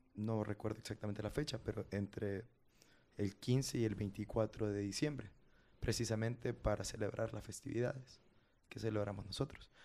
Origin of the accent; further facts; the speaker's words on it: Honduras; moved away as an adult; now in Japan; Creo que soy el primer hondureño que cursa